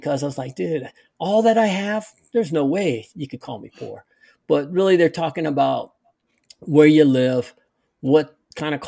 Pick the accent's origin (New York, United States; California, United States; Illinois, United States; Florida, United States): California, United States; Santa Barbara; moved away; I grew up in Santa Barbara, California.